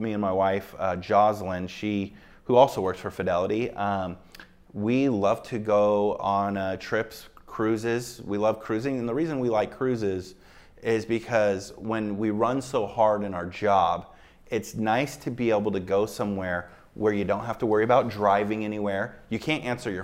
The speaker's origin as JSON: {"language": "English", "town": "Seattle", "region": "Washington", "country": "United States", "tie": "born or raised there", "moved": "as an adult", "lives_now": "Las Vegas, United States", "said": "I grew up in Seattle"}